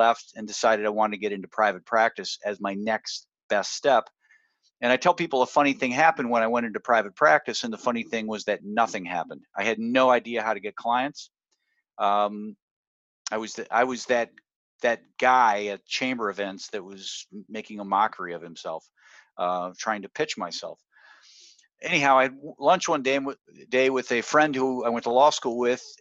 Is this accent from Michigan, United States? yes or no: yes; Michigan, United States; moved away; I want to go back to my hometown, little hometown in Michigan